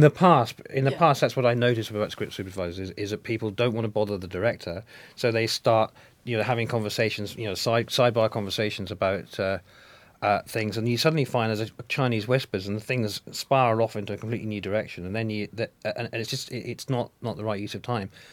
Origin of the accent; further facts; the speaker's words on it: Scotland, United Kingdom; I'm Scottish.